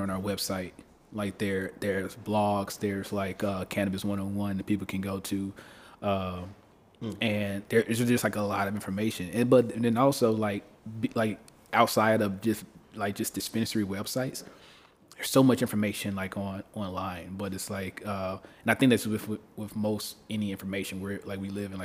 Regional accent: Memphis, Tennessee, United States; moved away; I come from Memphis, right? The Bible Belt

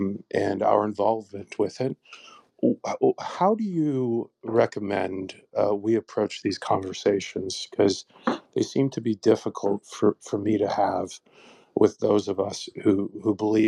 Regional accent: United States; as an American

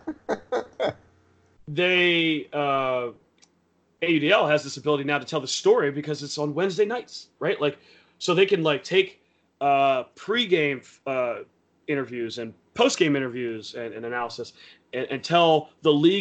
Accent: Philadelphia, Pennsylvania, United States; As a Philadelphian

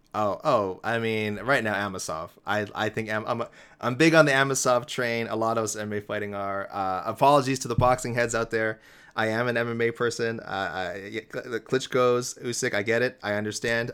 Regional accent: Toronto, Ontario, Canada; my hometown Toronto Blue Jays

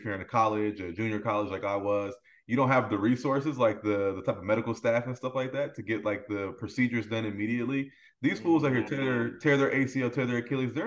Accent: Vallejo, California, United States; I'm from Vallejo, California. I went to Vallejo High School, Hogan High School

